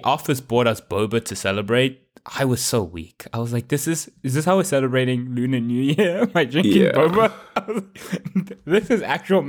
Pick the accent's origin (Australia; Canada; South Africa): South Africa; I was South African